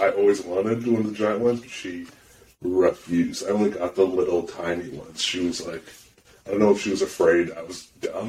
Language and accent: English; Canada; because we're Canadian